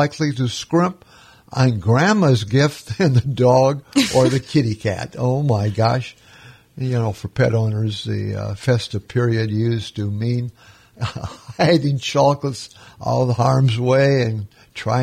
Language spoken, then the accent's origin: English; Minnesota, United States; moved away as an adult; also born or lived in Arizona; now in Florida, United States; I grew up in Minnesota